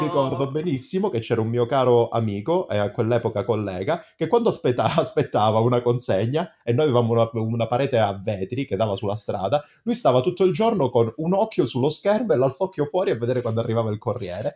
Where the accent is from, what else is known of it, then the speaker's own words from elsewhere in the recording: Calabria, Italy; accent: Calabrian; moved away; da noi invece in Calabria si dice